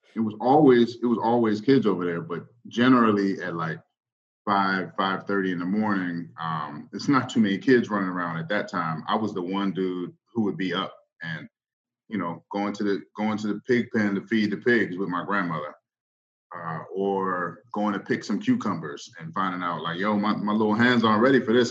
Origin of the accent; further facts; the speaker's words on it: Northern Virginia, United States; moved away as an adult; now in Baltimore, United States; I'm not from Baltimore. Uh, I grew up in Virginia. both both my parents are from Mississippi, but I grew up in Northern Virginia